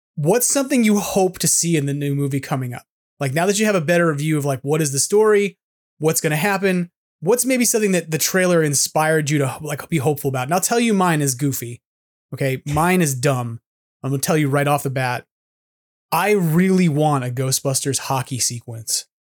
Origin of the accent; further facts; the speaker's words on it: New York City, New York, United States; as a New Yorker